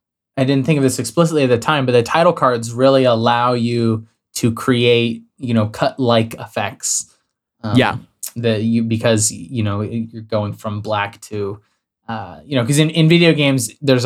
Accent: New Mexico, United States; I grew up in the Boy Scouts. We used to, and I lived where I grew up in southern New Mexico. It was like, because it's, you know, just outside the city limits is just empty desert.

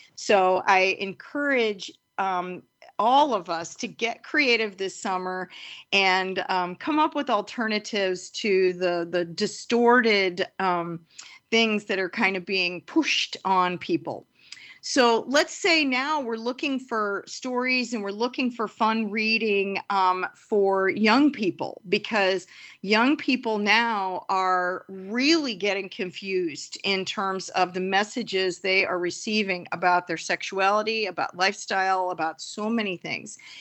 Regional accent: St. Louis, Missouri, United States; I am from Saint Louis

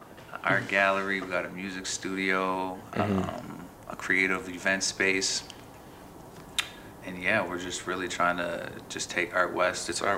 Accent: Nova Scotia, Canada; also born or lived in Chicago, Illinois, United States; Well, I'm originally from Chicago. Moved to Nova Scotia when I was 5.

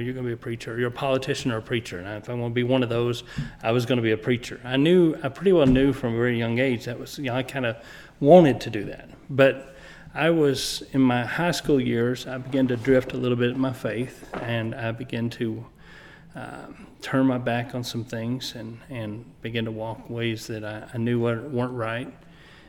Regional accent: Blytheville, Arkansas, United States; also born or lived in West Helena, Arkansas / Bono, Arkansas; My parents got in church before I was born in West Helena, Arkansas, under Spencer McCool. I was dedicated by Spencer. My family moved to Blytheville, which was my dad's hometown, whenever I was preschool age.

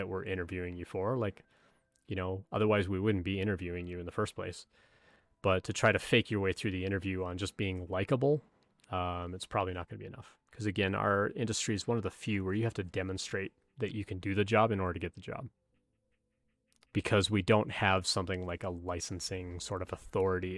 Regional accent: Canada; moved away as an adult; now in United States; I'm from Canada.

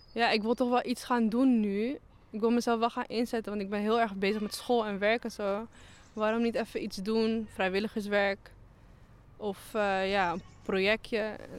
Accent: Netherlands; ik ben opgegroeid in Oost

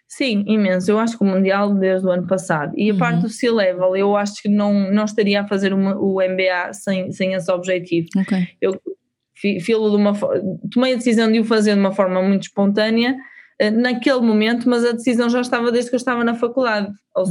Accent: Portugal; nós, enquanto portugueses

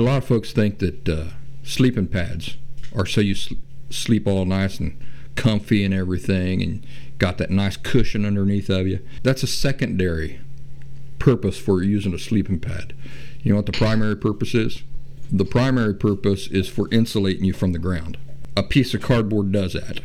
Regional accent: Appalachia, United States; I grew up in the Appalachian woods

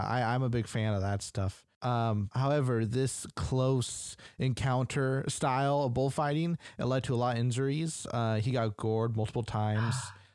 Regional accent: United States; I'm American

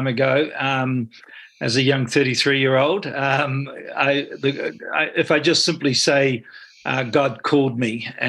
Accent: Stratford, Taranaki, New Zealand; also born or lived in Hawera; now in Auckland, New Zealand; Brought up in a small town, Stratford, born in Hara.

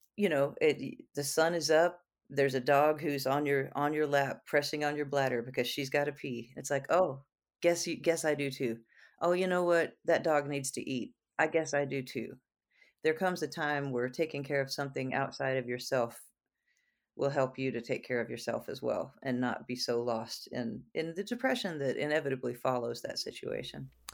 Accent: Houston, Texas, United States; growing up in Houston

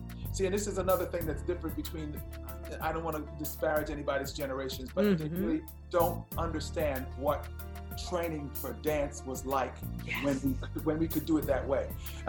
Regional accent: Philadelphia, Pennsylvania, United States; because I'm from Philly.

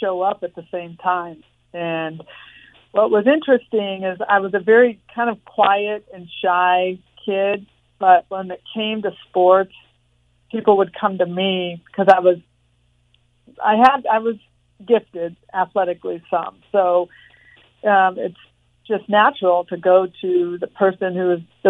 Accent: Torrance, California, United States; also born or lived in Los Angeles, California; I was born in Los Angeles, but raised in Torrance, California, which is about 30 minutes south of Los Angeles. Grew up in a small house

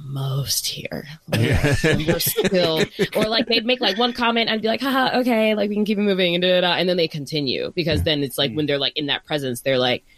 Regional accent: Northern Virginia, United States; now in Bay Area, United States; both Kris and I are from Virginia. I'm from Northern Virginia.

